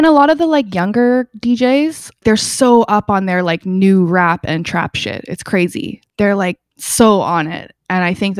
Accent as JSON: {"language": "English", "region": "England", "country": "United Kingdom", "tie": "born there", "said": "So I was born in England. I have lots of family in England."}